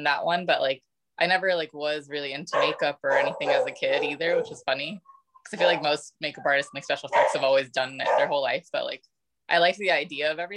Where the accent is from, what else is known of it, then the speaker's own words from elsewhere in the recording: Tallahassee, Florida, United States; I was born in Tallahassee, Florida, which is like really country